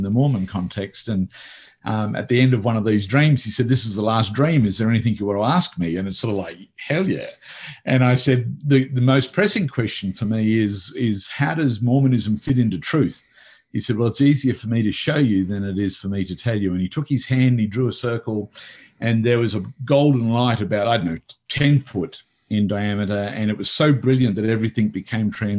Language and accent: English; Australia; also born or lived in Italy; I came back to Australia